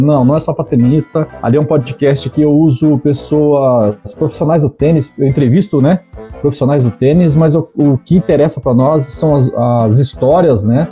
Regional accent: Paraná, Brazil; now in São Paulo, Brazil; eu sou um paranaense perdido aqui em São Paulo

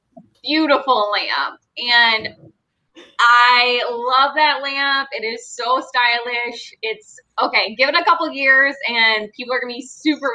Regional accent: Georgia, United States; I'm from Georgia

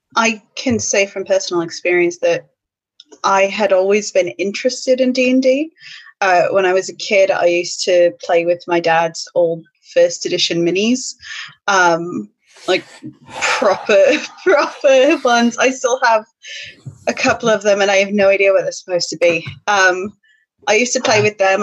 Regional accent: United States; moved away as an adult; now in United Kingdom; an American speaking, well, live, who's lived in the UK for eleven years now

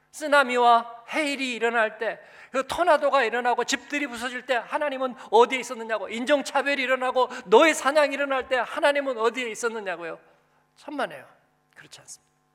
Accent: Seoul, South Korea; moved away as an adult; now in Frankfurt, Germany; 그냥 집만 신림동인데

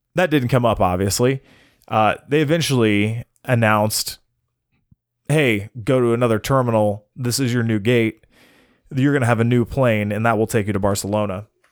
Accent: United States; I'm American

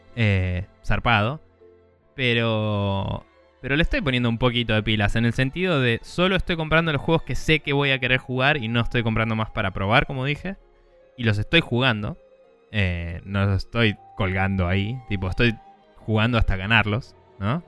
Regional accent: Argentina

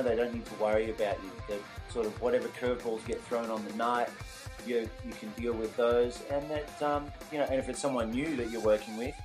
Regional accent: Melbourne, Victoria, Australia; also born or lived in Perth, Australia; I grew up in Melbourne

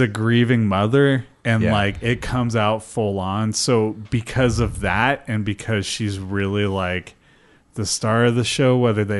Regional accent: Coos Bay, Oregon, United States; the McCullough Bridge where I grew up in Coos Bay

